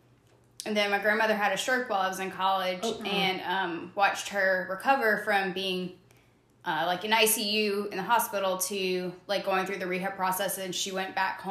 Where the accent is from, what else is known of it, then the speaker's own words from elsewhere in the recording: Lafayette, Louisiana, United States; I was born and raised in Lafayette, Louisiana, in the heart of Cajun country